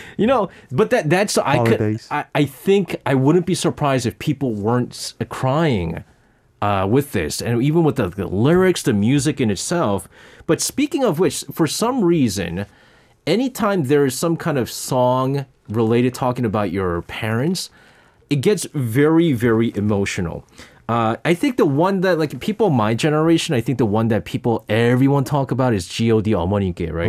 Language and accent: English; New York City, New York, United States; now in Seoul, South Korea; But I grew up in my childhood in New York City.